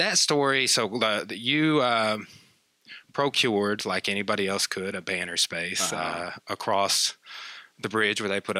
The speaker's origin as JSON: {"language": "English", "town": "Clarksville", "country": "United States", "tie": "born or raised there", "said": "when I was even growing up in Clarksville, we're from the same town."}